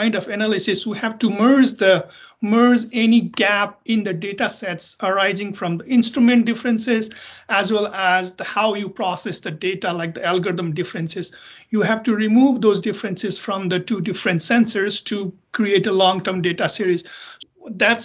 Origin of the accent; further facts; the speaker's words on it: Nepal; moved away as an adult; also born or lived in South Dakota, United States / Boulder, Colorado, United States; now in United States; I'm originally from Nepal. So I did my undergraduate back in Nepal and worked there for a couple of years